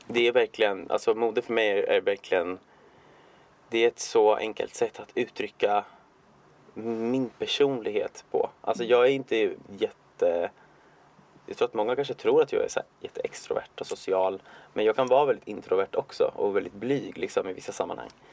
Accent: Cuba; now in Sweden; jag är från Kuba ursprungligen

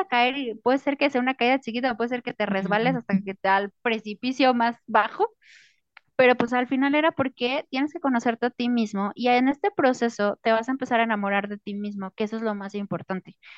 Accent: Mexico; para los que somos mexicanos

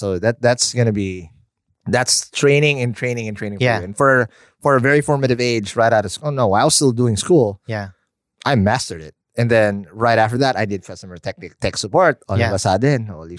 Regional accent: Quezon City, Metro Manila, Philippines; now in Cavite, Philippines; I was born and raised in the North. I was a QC boy.

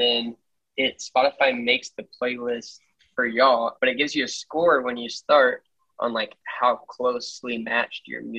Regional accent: Melissa, Texas, United States; I grew up in Melissa.

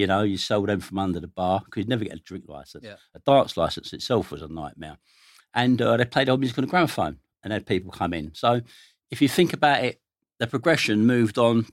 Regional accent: London, United Kingdom; I grew up in Stoke Newington, North London.

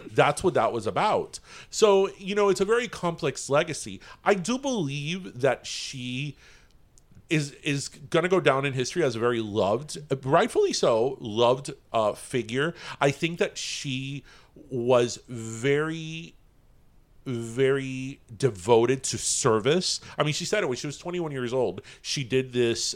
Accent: United States; as an American

